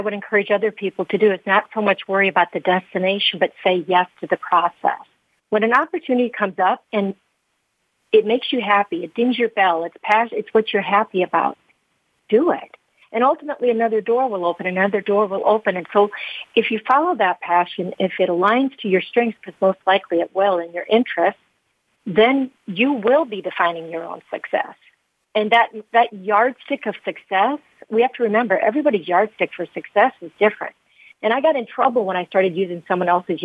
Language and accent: English; Carroll, Iowa, United States; I was born in Carroll, Iowa, a really great place to be from. As a small community, I was the fourth of five kids, born in a one-bedroom house